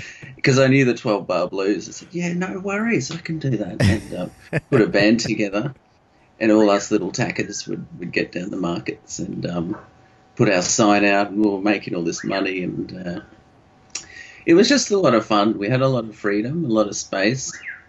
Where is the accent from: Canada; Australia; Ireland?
Australia; Sunshine Coast, Queensland; also born or lived in Yandina / Noosa; growing up on the Sunshine Coast at that time